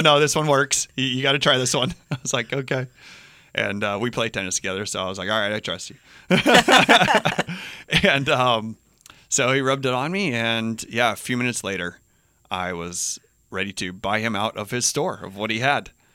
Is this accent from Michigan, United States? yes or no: no; Albuquerque, New Mexico, United States; moved away as an adult; also born or lived in Boulder, Colorado; now in Hawaii, United States; born and raised in Albuquerque, New Mexico